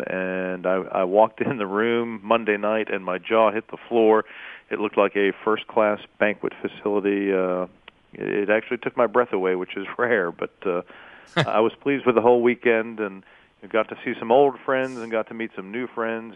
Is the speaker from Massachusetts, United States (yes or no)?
yes; Massachusetts, United States; I started in the business as a 15-year-old high school junior in my hometown in Massachusetts